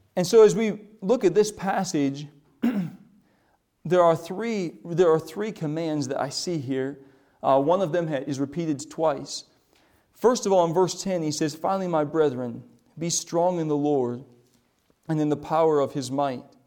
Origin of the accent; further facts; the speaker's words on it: South Dakota, United States; moved away; we grew up in South Dakota.